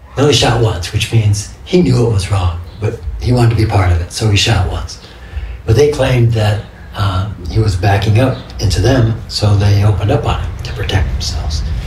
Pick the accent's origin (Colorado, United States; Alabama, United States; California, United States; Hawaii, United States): California, United States; Los Angeles; moved away as an adult; my hometown in Los Angeles, South Central